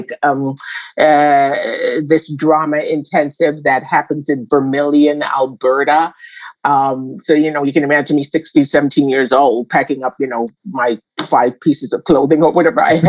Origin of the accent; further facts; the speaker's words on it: Jamaica; growing up in Jamaica